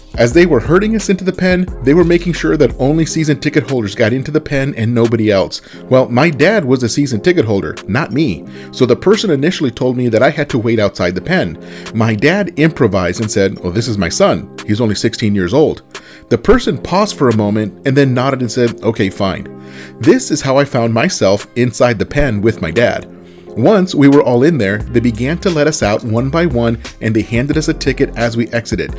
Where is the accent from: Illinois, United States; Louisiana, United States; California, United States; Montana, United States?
California, United States; Southern; I grew up in Southern California during the Showtime days